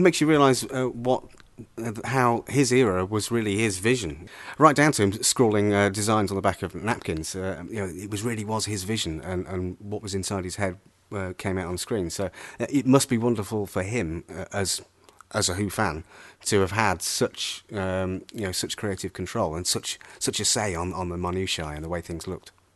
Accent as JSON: {"language": "English", "town": "Pontypridd", "region": "Wales", "country": "United Kingdom", "said": "I'm from Ponti, Pontypridd"}